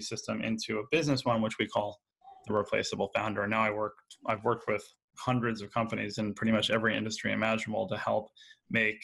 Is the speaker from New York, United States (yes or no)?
yes; New York, United States; So I grew up here in New York